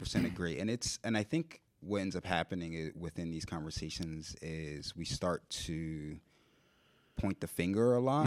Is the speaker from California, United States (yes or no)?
no; Philadelphia, Pennsylvania, United States; I'm born and raised in Philly